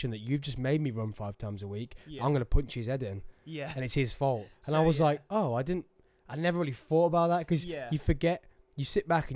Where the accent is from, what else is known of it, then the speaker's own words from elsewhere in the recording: England, United Kingdom; I'm English